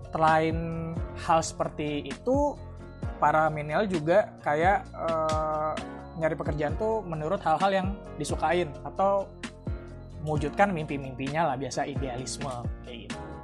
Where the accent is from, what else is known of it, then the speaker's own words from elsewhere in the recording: Bekasi, West Java, Indonesia; moved away as an adult; now in Solo, Indonesia; gue sempat balik ke kampung halaman gue ke Bekasi